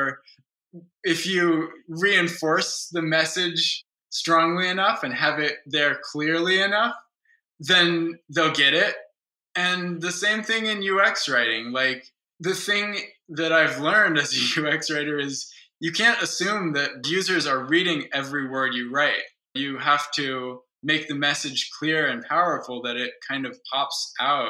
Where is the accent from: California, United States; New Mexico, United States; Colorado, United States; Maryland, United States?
Colorado, United States; Boulder; moved away as an adult; also born or lived in Kyiv, Ukraine; I'm back in my hometown of Boulder